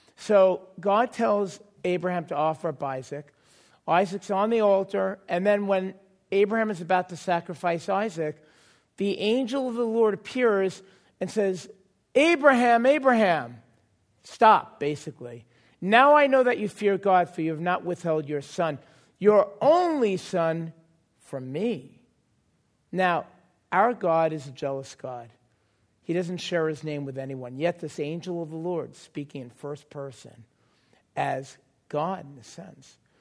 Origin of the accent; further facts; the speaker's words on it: New York City, New York, United States; moved away; I grew up in New York